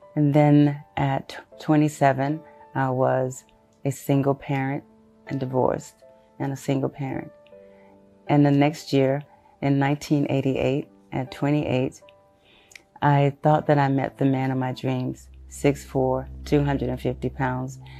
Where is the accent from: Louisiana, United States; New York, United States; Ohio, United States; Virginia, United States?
Louisiana, United States; Shreveport; also born or lived in Houston, Texas; I am originally from Houston, Texas, but was raised in Shreveport, Louisiana.